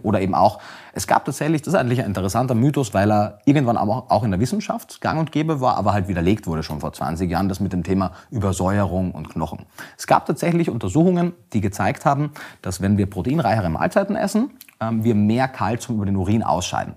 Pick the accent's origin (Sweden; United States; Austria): Austria; Ich komme aus Österreich, wie man äh, vielleicht auch hört.